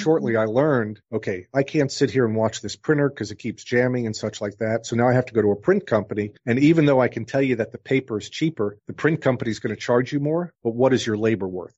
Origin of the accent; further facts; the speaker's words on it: New York, United States; moved away; also born or lived in New Orleans; the kid growing up in New York